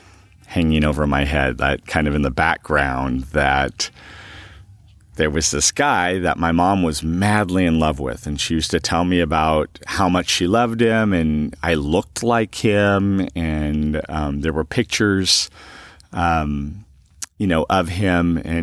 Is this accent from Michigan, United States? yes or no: no; Huntington Beach, California, United States; I am originally from Huntington Beach, California. I grew up as an only child with pretty much a single mom.